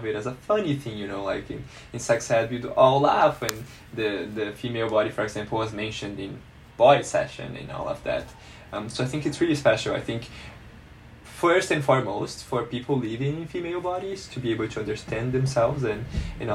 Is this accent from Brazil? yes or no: yes; Brazil; moved away; growing up in Brazil, I don't think I got the best sex ed growing up at school